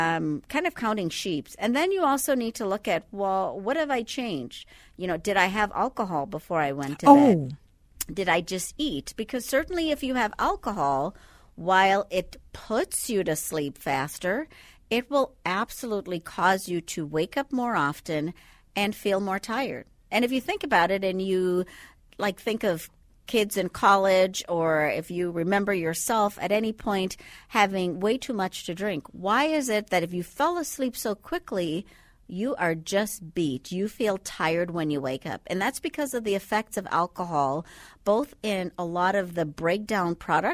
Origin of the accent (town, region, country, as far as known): Andros, Bahamas